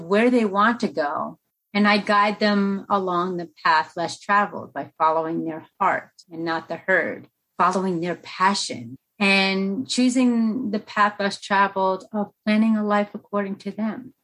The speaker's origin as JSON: {"language": "English", "country": "United States", "tie": "born or raised there", "also_born_or_lived": "Colombia", "said": "I was born in Colombia, South America, during the cartel, the war-torn drug zone era at its prime. And my parents made the ultimate sacrifice to put me up for adoption. And in doing so, I arrived to the promised land, that of America, at 11 pounds, 11 months old"}